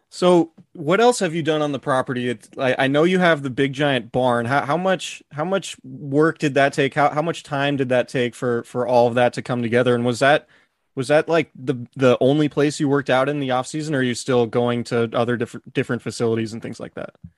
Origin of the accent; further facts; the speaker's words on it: Santa Rosa, California, United States; from Santa Rosa, my hometown